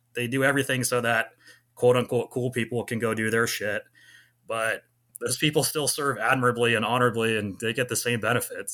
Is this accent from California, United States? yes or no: yes; Clovis, California, United States; moved away as an adult; also born or lived in San Luis Obispo, California / Irvine, California / Georgia; I grew up in Clovis, California